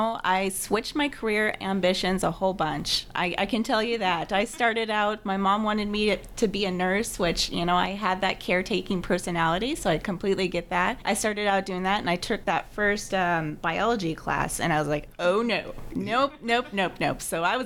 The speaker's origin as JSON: {"language": "English", "region": "Nevada", "country": "United States", "tie": "born or raised there", "also_born_or_lived": "Illinois / Arizona", "said": "So I was born in Illinois, and he joined, and then we were at Luke Air Force Base in Arizona for a couple of years, and then we landed up in Nevada. So when he got out of the Air Force, we stayed there."}